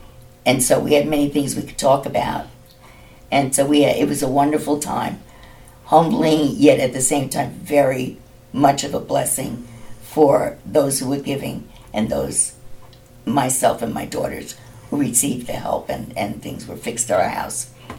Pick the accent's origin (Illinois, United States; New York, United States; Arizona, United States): New York, United States; New York City; moved away; We're both from Manhattan. We're both the same age, born the same month.